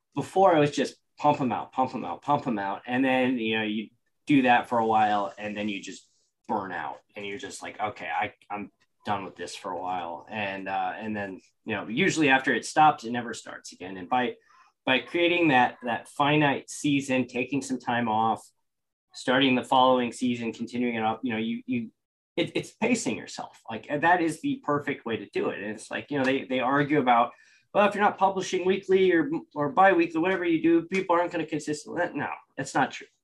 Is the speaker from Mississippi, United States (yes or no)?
no; hometown with a Purdue regional campus, Indiana, United States; i went to a, a purdue regional campus that happened to be in my hometown